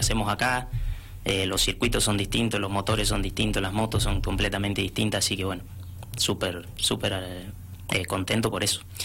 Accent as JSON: {"language": "Spanish", "town": "San Rafael", "region": "Mendoza", "country": "Argentina", "said": "Soy el único mendocino que, está viajando a, este campeonato"}